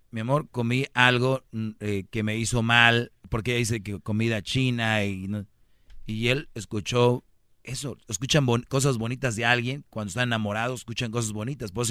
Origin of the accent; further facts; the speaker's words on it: Mexico; Yo soy mexicano.